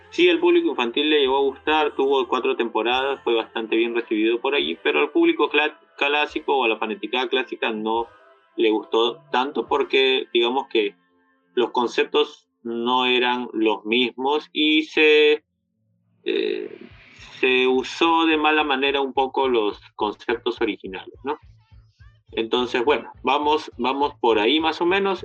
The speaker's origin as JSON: {"language": "Spanish", "country": "Peru", "said": "nosotros como peruanos"}